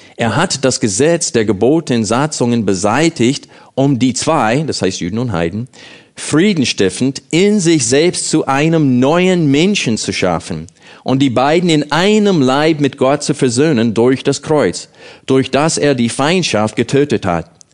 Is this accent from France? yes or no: no; United States; German is a second language; moved away as an adult; now in Germany; ich als Amerikaner hier in Deutschland wohne